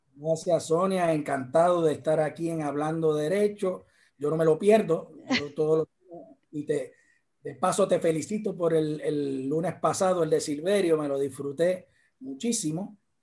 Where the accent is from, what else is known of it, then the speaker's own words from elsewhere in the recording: Arecibo, Puerto Rico; also born or lived in San Juan metro area, Puerto Rico; a los cuatro años nos tuvimos que mudar a Arecibo, a la villa del capitán Correa, y ahí me crié